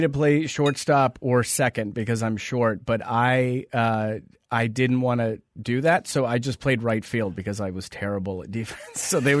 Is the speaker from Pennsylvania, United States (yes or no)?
no; Mountain View, California, United States; moved away as an adult; now in Los Angeles, United States; I grew up in Mountain View.